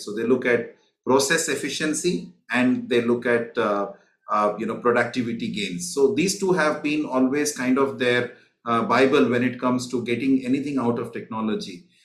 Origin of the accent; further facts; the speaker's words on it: India; now in Singapore; I'm originally from India